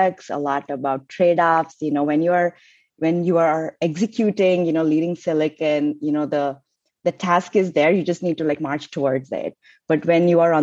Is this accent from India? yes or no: yes; India; moved away as an adult; also born or lived in Cincinnati, Ohio, United States; I came from India to do my master's at University of Cincinnati in Ohio